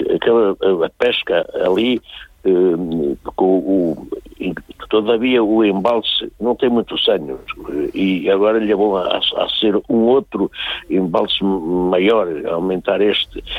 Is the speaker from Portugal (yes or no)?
yes; Mangualde, Viseu, Portugal; Mangual, que é a minha terra